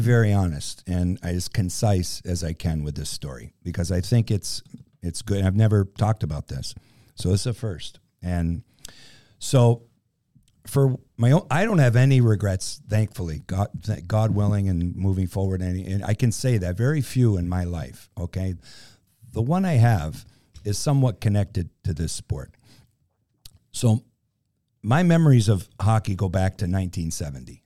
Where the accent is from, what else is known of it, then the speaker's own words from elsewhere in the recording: Western Massachusetts, United States; I grew up in Western Massachusetts